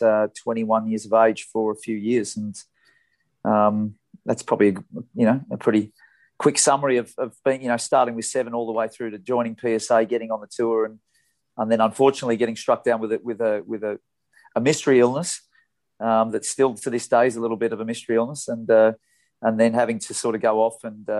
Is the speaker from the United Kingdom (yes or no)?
no; Melbourne, Victoria, Australia; the club where I grew up in Melbourne in the eastern suburbs